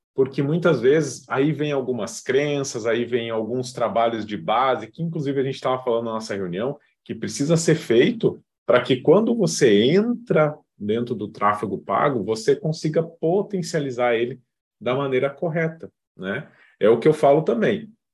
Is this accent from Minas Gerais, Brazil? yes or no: no; Rio Grande do Sul, Brazil; moved away as an adult; now in Florianópolis, Brazil; Moro hoje em Florianópolis, sou gaúcho